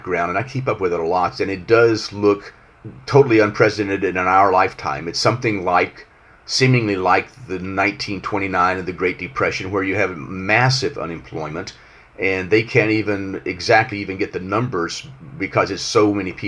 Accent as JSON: {"language": "English", "country": "United States", "said": "I'm an American and I live here"}